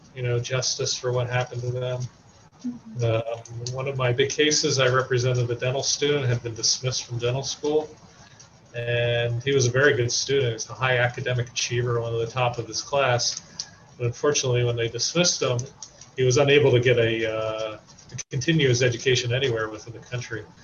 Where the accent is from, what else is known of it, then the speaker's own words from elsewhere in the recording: Warren County, New Jersey, United States; I grew up in Warren County and worked in Hunterdon County